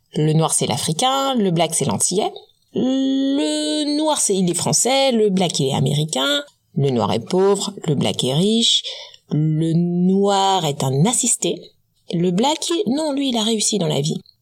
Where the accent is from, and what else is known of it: French Guiana